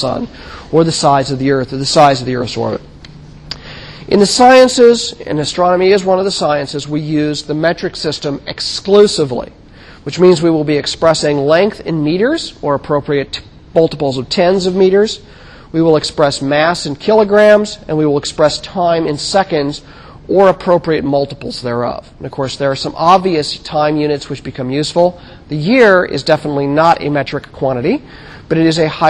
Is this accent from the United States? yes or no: yes; United States; I'm an American boy, and I've grown up with this.